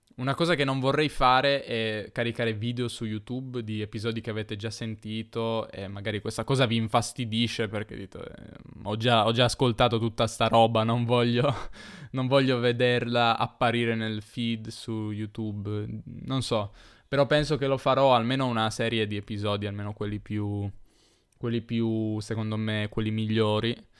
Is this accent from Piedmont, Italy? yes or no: yes; Turin, Piedmont, Italy; io sono torinese